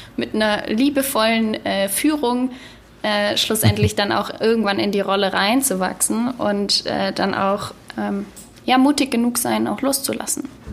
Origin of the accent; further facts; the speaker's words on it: Baden-Württemberg, Germany; also born or lived in Stuttgart / Aalen; ich bin ja, wie gesagt, in Baden-Württemberg geboren und aufgewachsen